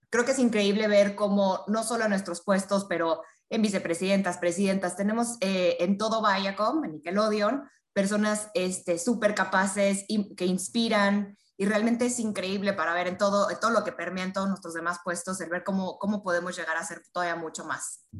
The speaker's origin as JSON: {"language": "Spanish", "country": "Mexico", "said": "Yo soy mexicana, trabajo muy de la mano con Cusi"}